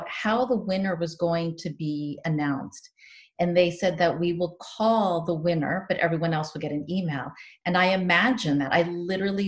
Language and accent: English; San Diego, California, United States; moved away as an adult; also born or lived in Tanzania; now in Spain; growing up in Rancho Pinasquitas